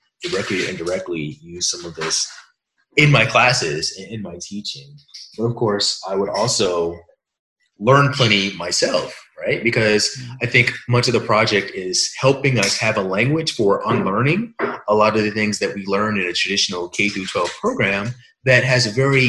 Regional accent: Hampton, Virginia, United States; also born or lived in Ann Arbor, Michigan; now in Irvine, United States; where I was born in Virginia, Hampton is essentially the site of Jamestown, which is the oldest continuous colony.

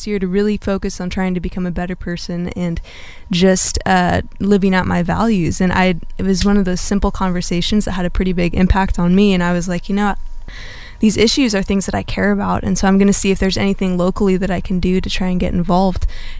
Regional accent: South Orange County, California, United States; also born or lived in Chattanooga, Tennessee; I'm from Orange County and went to college in Tennessee.

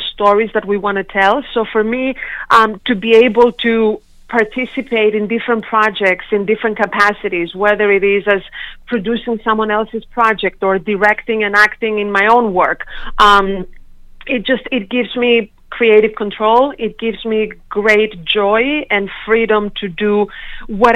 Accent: Sindos, Central Macedonia, Greece; moved away; back home in a small town in Greece, when I was born and raised in Europe

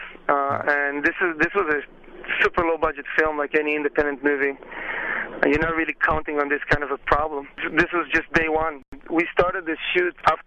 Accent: Israel; moved away; I'm originally from Israel

